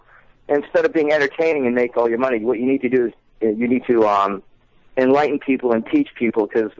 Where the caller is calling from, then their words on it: Pinellas Park, Florida, United States; Yeah, I'm calling from oh my God, nobody misses. Pelt Park, Florida. It's Tampa Bay.